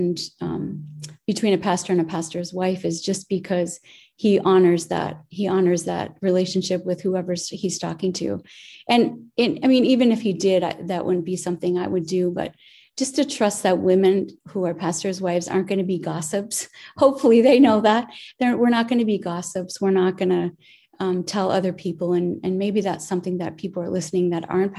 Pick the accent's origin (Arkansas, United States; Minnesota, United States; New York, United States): Minnesota, United States; Minneapolis; moved away as an adult; also born or lived in Idaho / Wisconsin / Pennsylvania / Alabama; now in Oklahoma, United States; I grew up in Minneapolis